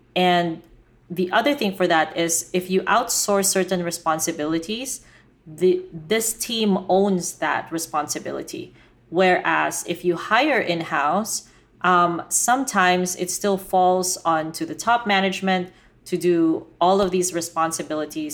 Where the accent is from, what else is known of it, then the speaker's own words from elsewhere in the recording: Philippines; I was Filipina, and I grew up in the Philippines